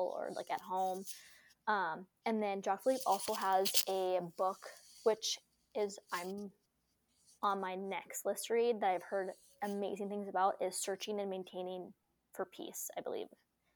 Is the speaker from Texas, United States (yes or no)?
no; North Dakota, United States; also born or lived in Idaho; we were born and raised in North Dakota